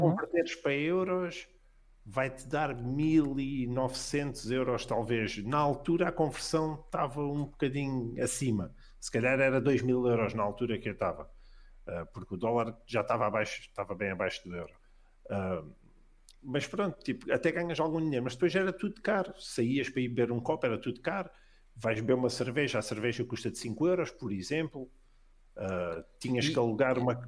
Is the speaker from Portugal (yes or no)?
yes; Portugal; moved away as an adult; also born or lived in Virginia, United States; eu sou de Portugal